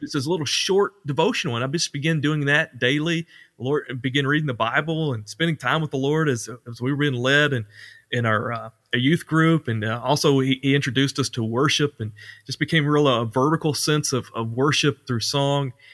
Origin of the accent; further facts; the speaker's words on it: Ashley, Arkansas, United States; also born or lived in Conway, Arkansas / Mount Vernon, Arkansas; went back to Ashley on my hometown